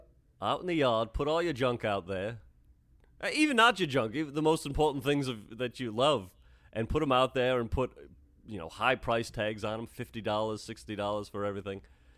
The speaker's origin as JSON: {"language": "English", "region": "England", "country": "United Kingdom", "said": "I'm from England, so the tying strings are neon green."}